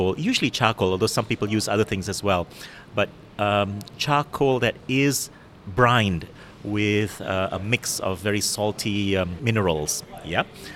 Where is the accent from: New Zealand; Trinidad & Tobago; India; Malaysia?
Malaysia; I'm Malaysian, but my mom is Singaporean